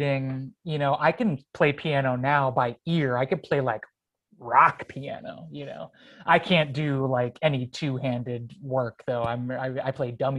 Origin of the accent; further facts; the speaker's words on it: Fairport, New York, United States; I was born and raised here and I grew up in Fairport.